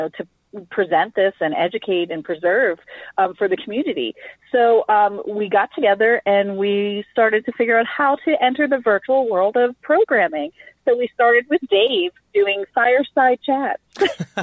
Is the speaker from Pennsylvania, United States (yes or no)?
yes; McKeesport, Pennsylvania, United States; now in White Oak, United States; I am born and raised in McKeesport, and I'm currently living in White Oak